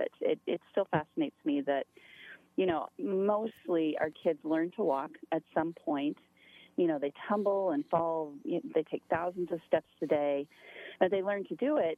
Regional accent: Montana, United States; moved away as an adult; also born or lived in upstate New York; I'm originally from Montana, but my kids were both born in slightly upstate New York.

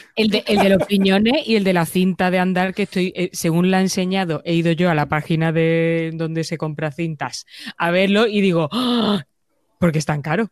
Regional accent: Andalusia, Spain; now in Madrid, Spain; En mi tierra se llama hueso

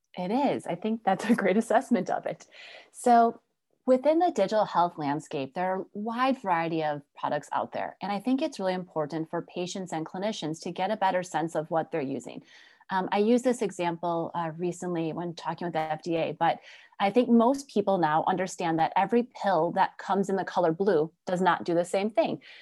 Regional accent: Wisconsin, United States; my background, obviously growing up in Wisconsin, was really a great experience

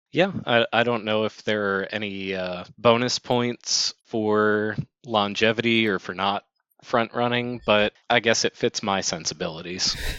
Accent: Baltimore, Maryland, United States; they are my hometown team

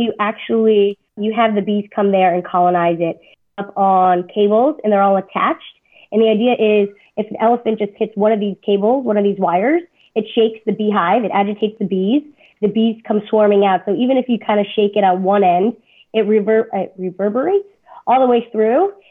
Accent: South Florida, United States; now in Indiana, United States; I'm from South Florida originally

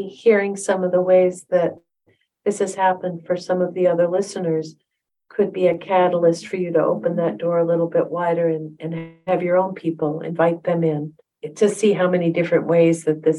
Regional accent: Utah, United States; I grew up in Utah and he lived in Wisconsin.

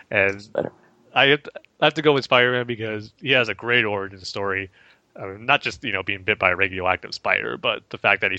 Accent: Alhambra, California, United States; now in Chino, United States; it's, a place called Alhambra, California, which you know, kind of by Pasadena.

